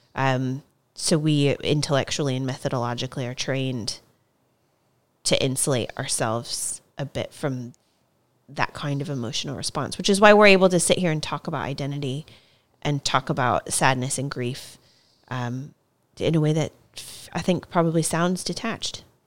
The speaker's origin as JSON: {"language": "English", "country": "United States", "moved": "yes", "lives_now": "United Kingdom", "said": "I'm American, um, from the United States"}